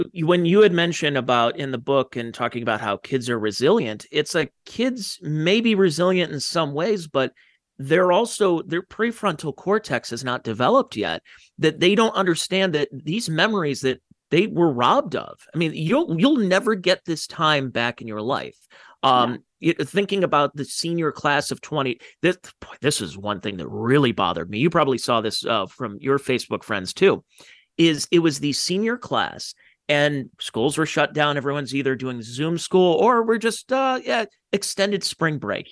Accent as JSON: {"language": "English", "region": "Ohio", "country": "United States", "said": "from Ohio"}